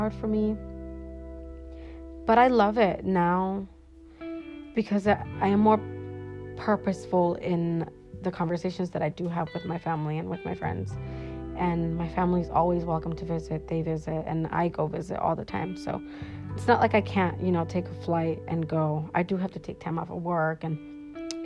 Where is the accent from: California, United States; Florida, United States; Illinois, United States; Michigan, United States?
California, United States; Sunnyvale; also born or lived in Mexico; now in Washington, United States; I was born in Mexico, but I was brought to the United States when I was 7. And I was actually in California, Northern Cali, so Sunnyvale, California